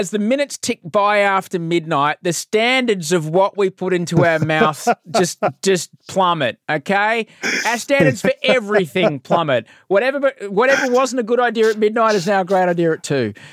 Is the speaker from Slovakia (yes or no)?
no; Australia; moved away as an adult; now in California, United States; I grew up with in Australia